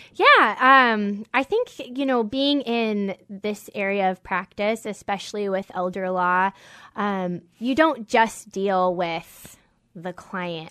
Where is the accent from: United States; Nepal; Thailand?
United States; Whidbey Island, Washington; I'm from, I grew up on Whidbey Island